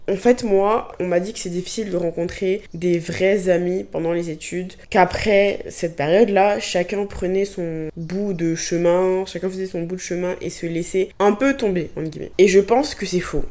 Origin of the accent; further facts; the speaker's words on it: Abidjan, Côte d’Ivoire; moved away as an adult; now in France; Moi, je viens de Côte d'Ivoire, Abidjan, même si j'étais dans une école française, j'étais entourée de personnes noires